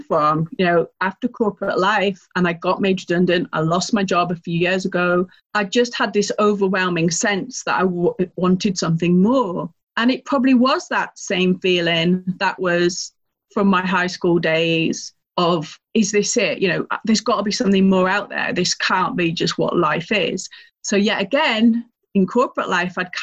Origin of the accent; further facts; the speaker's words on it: Lake District, North West England, United Kingdom; moved away as an adult; also born or lived in London; I am originally from the north of England on the Scottish border. Some people might know it as the Lake District